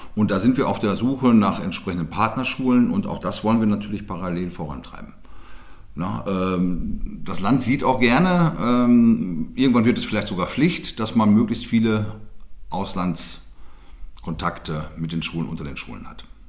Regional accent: Germany; bei uns in Deutschland

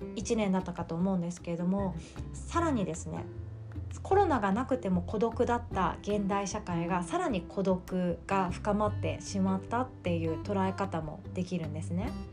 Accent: Shikoku, Japan; also born or lived in Kanagawa; now in Osaka, Japan; 私の実家の四国

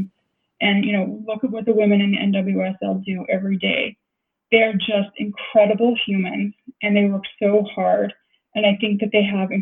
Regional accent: Centerville, Utah, United States; I'm from Centerville, which is a suburb of Salt Lake

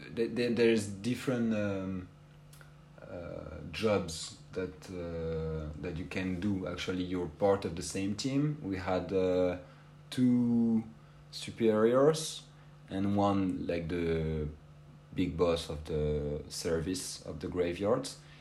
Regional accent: France; English is a second language; moved away as an adult; now in Skopje, North Macedonia; my hometown in uh, France

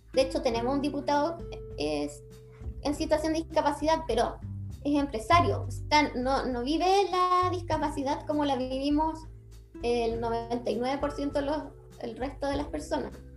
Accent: Chile; Chile somos una sociedad latinoamericana

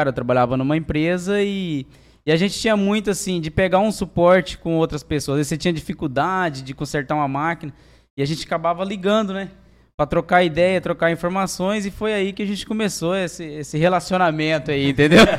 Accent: Mato Grosso do Sul, Brazil; also born or lived in Angélica; eu sou assim, do Mato Grosso do Sul mesmo, né? Nasci em Angélica, saí de lá com um mês de idade e sempre morei pelas regiões, sempre fazenda, né?

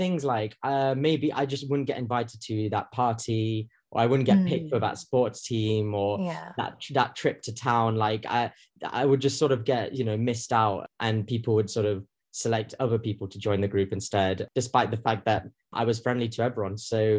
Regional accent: Nottingham, East Midlands, United Kingdom; moved away; also born or lived in Birmingham / London; definitely when I was growing up, I was sort of it was predominantly white where I was sort of growing up. I grew up in Nottingham.

